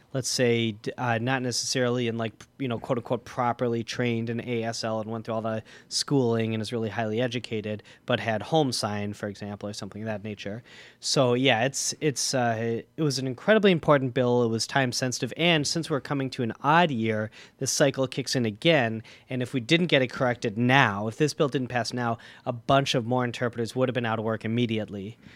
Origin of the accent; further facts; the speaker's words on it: Milwaukee, Wisconsin, United States; I'm born and raised in Milwaukee